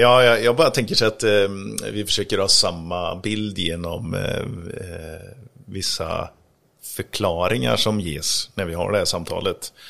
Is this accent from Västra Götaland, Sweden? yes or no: yes; Grästorp, Västra Götaland, Sweden; moved away; Grästorp där jag kommer ifrån